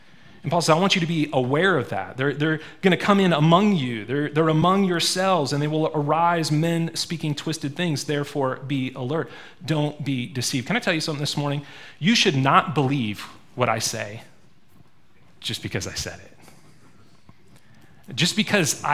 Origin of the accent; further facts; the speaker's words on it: Maine, United States; also born or lived in Springfield, Missouri; now in Montana, United States; I didn't grow up in Montana. I grew up in Maine.